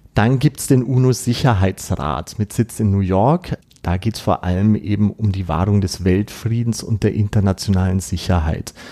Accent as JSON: {"language": "German", "country": "Austria", "said": "bei uns in Österreich"}